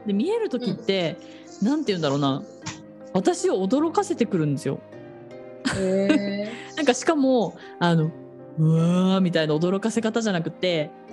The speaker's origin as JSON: {"language": "Japanese", "town": "Otaru", "region": "Hokkaido", "country": "Japan", "tie": "born or raised there", "said": "私北海道の小樽出身なんですが"}